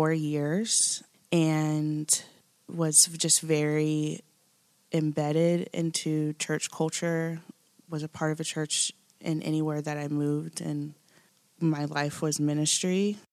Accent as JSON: {"language": "English", "region": "Midwest", "country": "United States", "lives_now": "Nashville, United States", "said": "been transplanted here from the Midwest, so I'm still learning about the South and Southern culture. I'm married a Southerner, and it's fascinating to be here. I've lived in Nashville here for about 3 years now."}